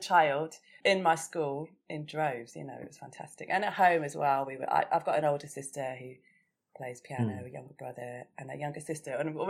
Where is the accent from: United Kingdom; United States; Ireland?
United Kingdom; Chichester, South East England; moved away; also born or lived in Mill Hill, London; Yeah, I went to primary school down in Sussex. That's where I was born. I'm from Chichester, West Sussex. And I went to school in this brilliant primary school, Bosham.